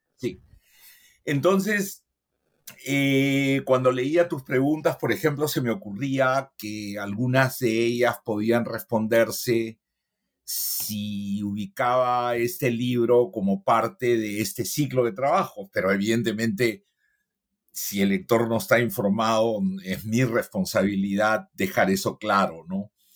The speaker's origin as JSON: {"language": "Spanish", "region": "Lima", "country": "Peru", "also_born_or_lived": "New York, United States / Cusco, Peru", "moved": "as an adult", "said": "yo soy eh, limeño."}